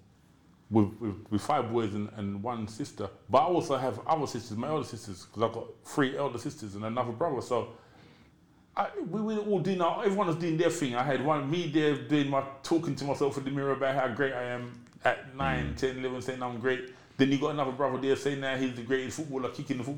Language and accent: English; London, United Kingdom; also born or lived in Brixton; I'm from Peckham. I'm a Londoner all through and through. I was born in Brixton and I grew up in Peckham.